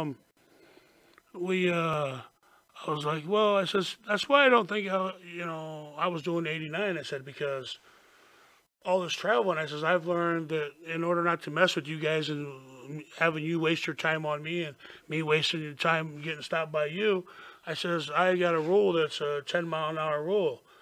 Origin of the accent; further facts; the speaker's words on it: Florida, United States; I says, Florida.